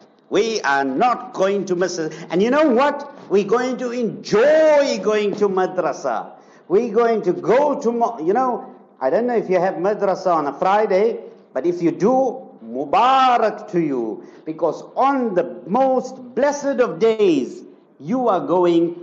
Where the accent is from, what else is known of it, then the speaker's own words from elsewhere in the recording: Zimbabwe; now in South Africa; Zimbabwe, come on, my hometown